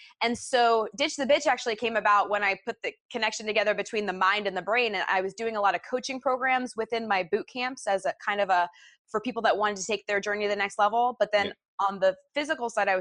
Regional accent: United States; moved away; also born or lived in Orlando / Portland, Oregon

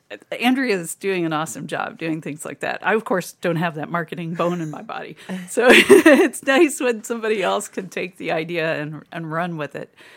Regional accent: Kentucky, United States; moved away as an adult; also born or lived in Louisville, Kentucky; now in Toledo, United States; I grew up in Kentucky

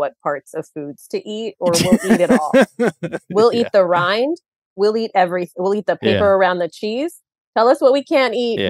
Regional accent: India; I am Indian. Please don't tune out. And I have parents who are Indian.

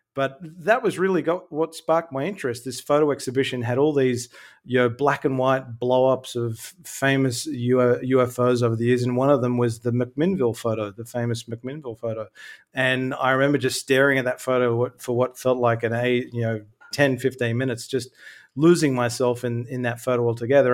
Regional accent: Sydney, New South Wales, Australia; now in Melbourne, Australia; I'm originally from Sydney. Uh, I live in Melbourne, Australia now

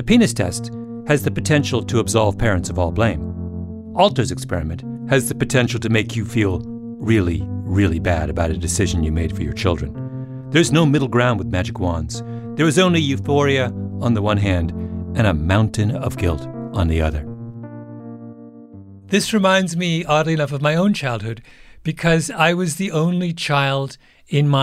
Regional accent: Waterloo, Ontario, Canada; BlackBerry, as I'm constantly reminding people, was made in my hometown

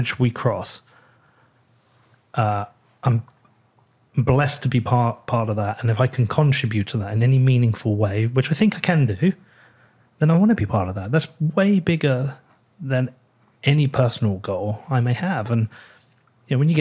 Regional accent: United Kingdom; I'm British

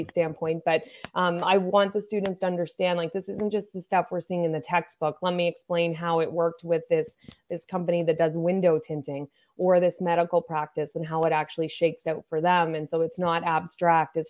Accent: Nova Scotia, Canada; I grew up in Nova Scotia

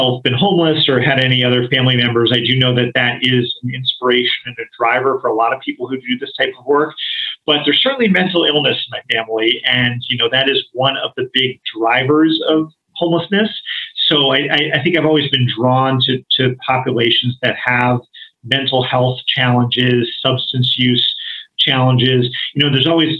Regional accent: East Coast, United States; moved away; also born or lived in Boston; I'm from the East Coast

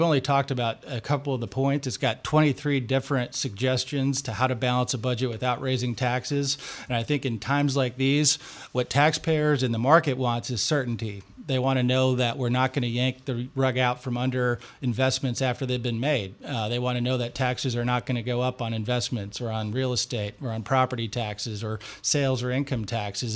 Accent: Michigan, United States; now in Washington, United States; my home state of Michigan

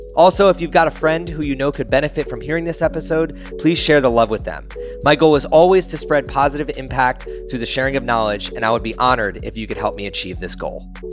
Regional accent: East Coast, United States; now in Austin, United States; I grew up on the East Coast

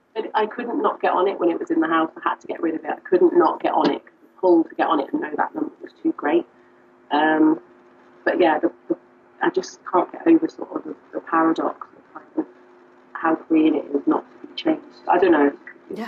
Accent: United Kingdom; now in Liverpool, United Kingdom; I'm not from Liverpool, I'm from further down south

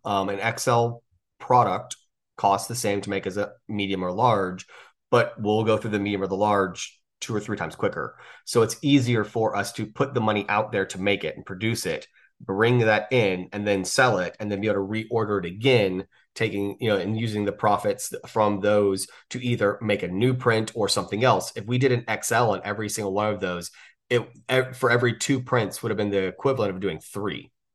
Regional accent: the South, United States; I'm from the South

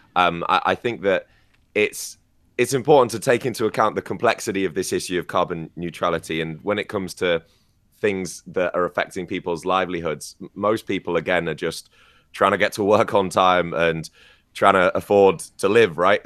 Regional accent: near Manchester, North West England, United Kingdom; moved away; the city of Manchester, which is much closer to my hometown as well

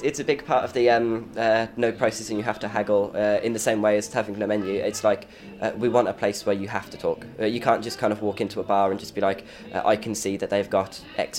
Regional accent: Dudley, West Midlands, United Kingdom; moved away as an adult; Wait until I've had a few beers and then I sound like I'm from Dudley. About 8 years ago, went on holiday up here and phoned my mum on the holiday and then said, it's nice here, it's better than Dudley

